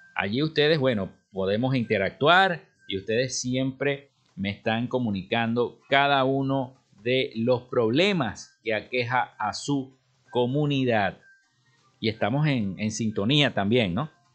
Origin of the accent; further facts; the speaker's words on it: Venezuela; nosotros como venezolanos